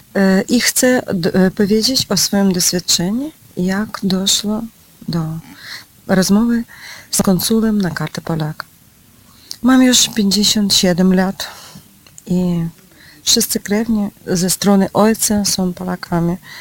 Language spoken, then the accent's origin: Polish; Ukraine; Polish is a second language; Jestem z Ukrainy